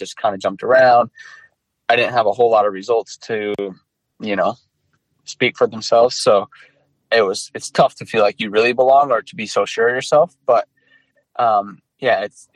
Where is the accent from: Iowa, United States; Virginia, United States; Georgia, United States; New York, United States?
Iowa, United States; I grew up in Iowa